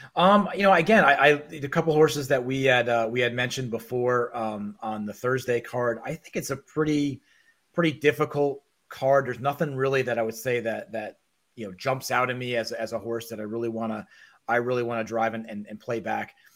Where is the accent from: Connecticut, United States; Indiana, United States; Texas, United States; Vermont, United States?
Connecticut, United States; New Haven; New Haven, which is where I grew up.